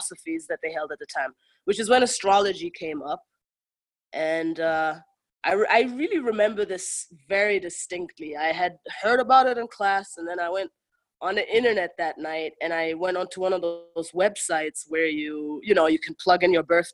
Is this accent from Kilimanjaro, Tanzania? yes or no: yes; Kilimanjaro, Tanzania; moved away as an adult; also born or lived in Germany; now in United States; I'm from Tanzania and Germany. And I grew up in Tanzania at the foot of Mount Kilimanjaro, amongst my people who are the Chaga people